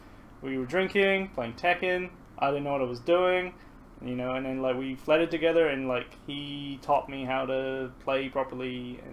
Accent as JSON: {"language": "English", "region": "Scotland", "country": "United Kingdom", "moved": "yes", "said": "But when I go home to Scotland to see the family over there, they all think I sound Kiwi Australian, so I've become this universally foreign accent."}